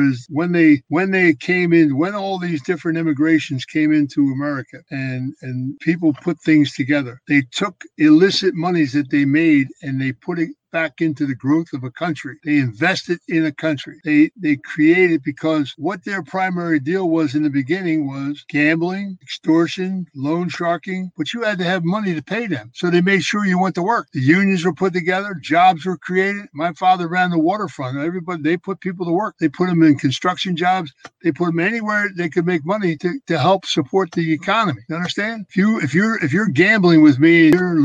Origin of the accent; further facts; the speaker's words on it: Philadelphia, Pennsylvania, United States; When I was a kid growing up in Philadelphia